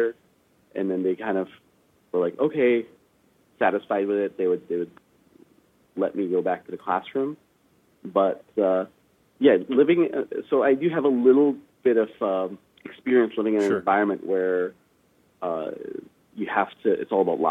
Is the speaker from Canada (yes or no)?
yes; Vancouver, British Columbia, Canada; also born or lived in Afghanistan; I was lucky enough to have grown up in Canada, in Vancouver. I spent the first 6 years of my life in Afghanistan